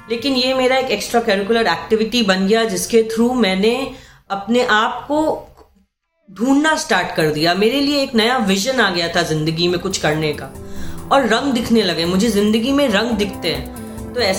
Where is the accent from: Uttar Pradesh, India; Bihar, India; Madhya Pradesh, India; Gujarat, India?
Bihar, India; Patna; also born or lived in Buxar / Jamshedpur; मेरा बचपन पटना में बीता मेरी पूरी जिंदगी पटना में और एक छोटा सा शहर है बक्सर